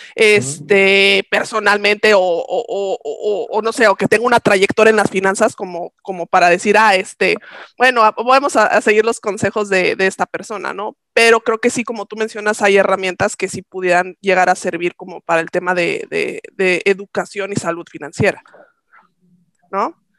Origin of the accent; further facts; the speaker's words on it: Mexico; como buenos mexicanos